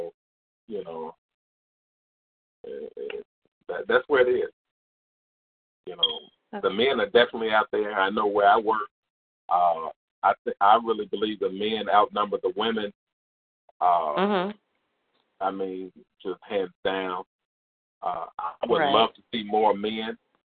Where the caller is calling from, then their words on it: Indiana, United States; I'm calling from Indiana.